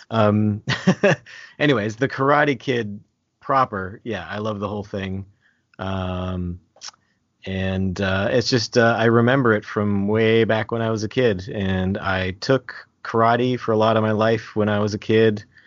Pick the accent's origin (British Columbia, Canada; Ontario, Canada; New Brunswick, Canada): New Brunswick, Canada; accent: Canadian; I'm from Canada, uh, from New Brunswick specifically